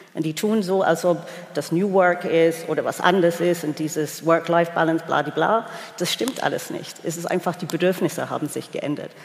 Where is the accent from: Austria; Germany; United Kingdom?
United Kingdom; England; moved away; als Engländerin